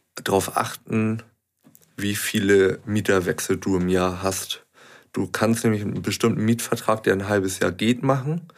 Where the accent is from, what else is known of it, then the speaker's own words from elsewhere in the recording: Hamburg, Germany; also born or lived in Pinneberg; ich bin in Hamburg geboren, aufgewachsen ja.